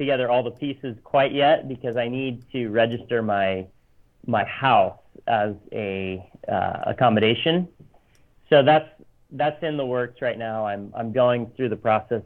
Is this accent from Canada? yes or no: no; Japan; also born or lived in Tokyo / Ueda, Nagano; I grew up partly in Tokyo and then partly in Nagano Prefecture as well